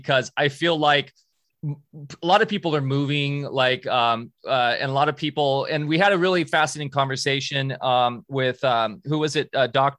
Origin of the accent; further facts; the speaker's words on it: Yorba Linda, California, United States; I grew up down there, and it's crazy how much it's. I grew up in Orange, Southern, like Yorba Linda.